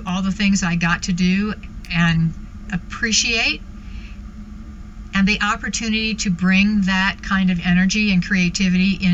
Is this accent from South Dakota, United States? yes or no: no; Weston, Connecticut, United States; also born or lived in Texas; I was born in Texas, but very quickly ended up outside of New York City in Weston, Connecticut, about 50 miles from the Big Apple, when my dad was transferred up there for work.